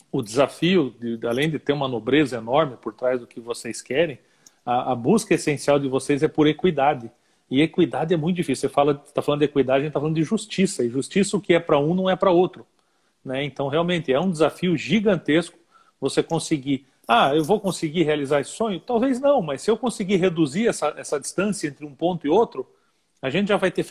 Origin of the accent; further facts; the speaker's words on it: Joinville, Santa Catarina, Brazil; eu sou joinvilense